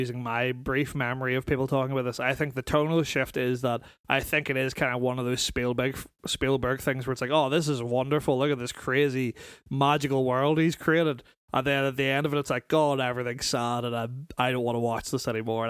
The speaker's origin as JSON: {"language": "English", "area": "North Down", "region": "Northern Ireland", "country": "United Kingdom", "said": "I'm from North Down."}